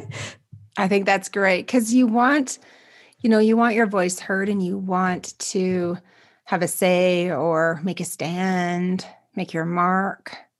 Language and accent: English; Canada; as a Canadian